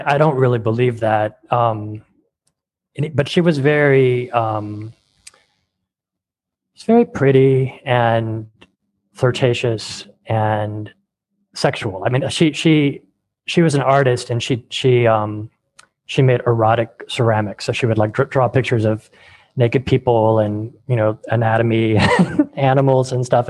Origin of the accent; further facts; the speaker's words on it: California, United States; I grew up in California